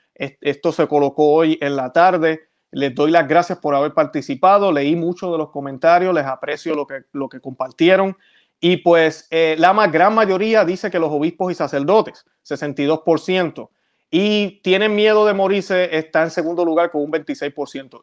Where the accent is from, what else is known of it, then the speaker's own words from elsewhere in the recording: Puerto Rico; como dicen en mi país, en Puerto Rico